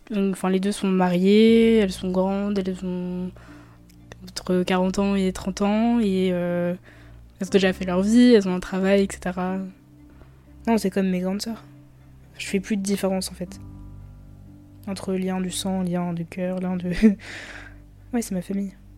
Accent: Colombes, Île-de-France, France; j'ai grandi euh, à Colombes

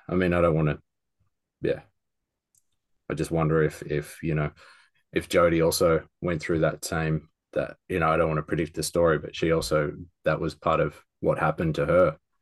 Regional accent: Australia; being an Australian

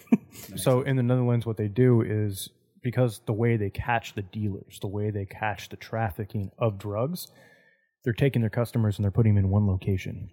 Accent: California, United States; moved away; also born or lived in Colorado; I'm from California

